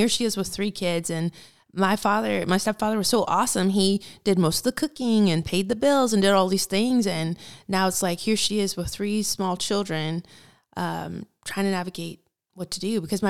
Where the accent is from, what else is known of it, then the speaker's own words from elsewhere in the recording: Fort Knox, Kentucky, United States; born there; Well, I was a military brat. So I was born in Fort Knox, Kentucky.